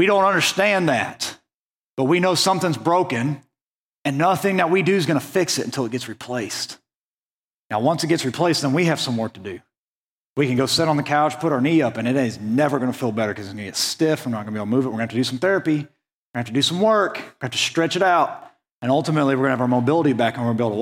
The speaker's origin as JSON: {"language": "English", "region": "Western Oklahoma", "country": "United States", "tie": "born or raised there", "moved": "as an adult", "said": "I grew up in Western Oklahoma, and now that I've moved out here"}